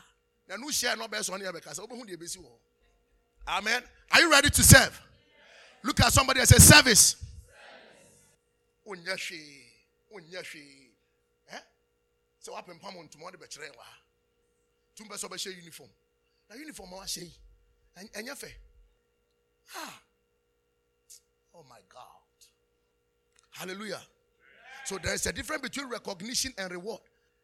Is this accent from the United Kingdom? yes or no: no; Nigeria; Why are you not serving? I'm a Nigerian. I'm not a Ghanaian. No.